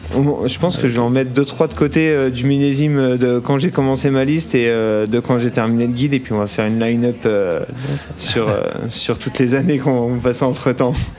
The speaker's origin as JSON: {"language": "French", "area": "Burgundy", "region": "Bourgogne-Franche-Comté", "country": "France", "moved": "as an adult", "lives_now": "Chamonix, France", "said": "Moi, je suis de Bourgogne et du coup, je suis venu habiter à Chamonix maintenant il y a 4 ans"}